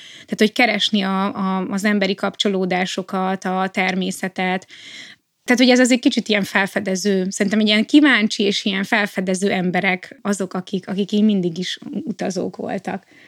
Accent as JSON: {"language": "Hungarian", "country": "Hungary", "said": "nem is magyarok vagyunk, hanem európaiak"}